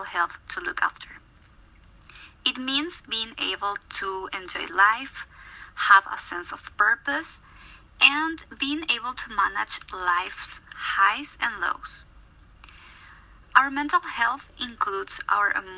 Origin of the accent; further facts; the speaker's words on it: Paraguay; moved away as an adult; now in Toronto, Canada; I'm from Paraguay, South America